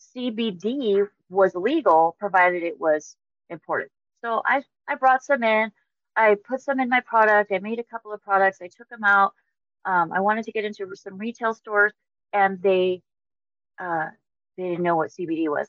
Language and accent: English; Mojave Desert, California, United States; originally from the Mojave Desert in California. I grew up just south of Death Valley